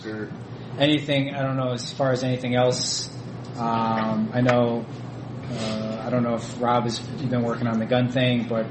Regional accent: Ohio, United States; now in Michigan, United States; I was from Ohio

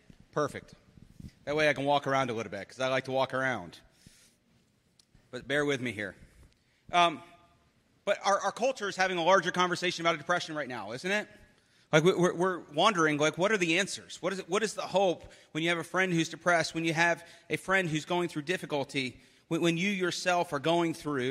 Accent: Philadelphia, Pennsylvania, United States; I am from Philadelphia

